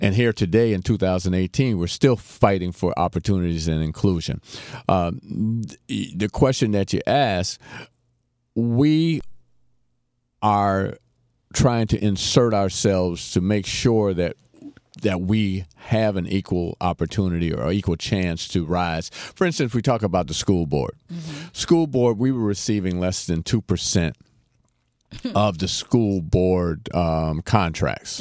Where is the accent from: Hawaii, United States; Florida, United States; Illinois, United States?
Florida, United States; Miami; also born or lived in Fort Pierce, Florida / Bahamas; Came back to mm. Miami and went to Orchard Villa